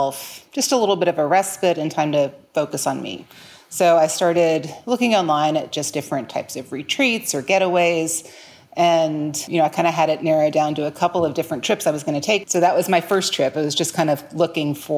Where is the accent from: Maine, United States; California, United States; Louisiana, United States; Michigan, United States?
Louisiana, United States; New Orleans; moved away as an adult; now in Tulsa, United States; I was actually born and raised in New Orleans, but I've been in Tulsa, Oklahoma for the past almost 21 years